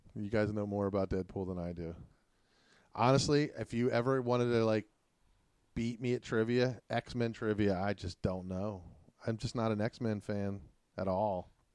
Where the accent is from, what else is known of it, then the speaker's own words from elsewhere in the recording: Pittsburgh, Pennsylvania, United States; We're from Pittsburgh, Pennsylvania